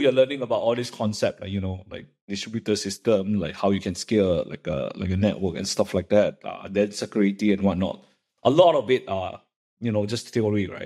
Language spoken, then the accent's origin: English; Malaysia; moved away as an adult; also born or lived in Illinois, United States; I grew up in Malaysia